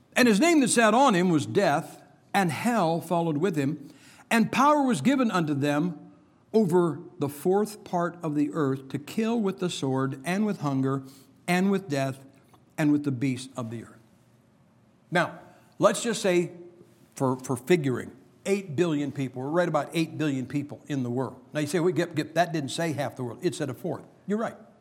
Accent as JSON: {"language": "English", "town": "Massillon", "region": "Ohio", "country": "United States", "tie": "born or raised there", "said": "my hometown of Massillon, Ohio"}